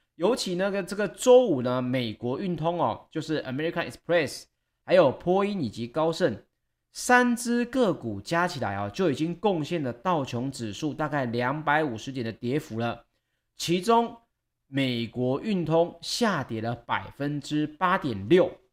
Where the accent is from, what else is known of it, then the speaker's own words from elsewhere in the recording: Taiwan; 我们台湾人出游可能比较少